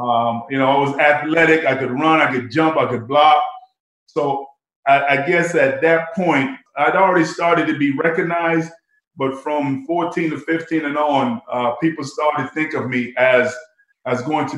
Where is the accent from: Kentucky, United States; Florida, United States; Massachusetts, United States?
Massachusetts, United States; Boston; Plus, I was growing up in Boston